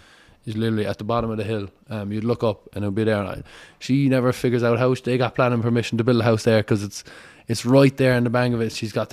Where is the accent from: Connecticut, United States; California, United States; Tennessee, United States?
Connecticut, United States; born there; I was born in Connecticut because my mother is a doctor, so she was getting her residency at the time when I came along.